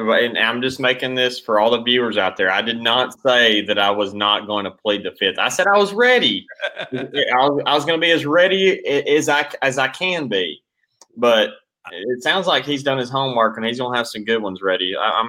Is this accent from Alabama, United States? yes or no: yes; Cullman, Alabama, United States; also born or lived in Guntersville, Alabama / Auburn, Alabama; Coleman was a great place to grow up for me.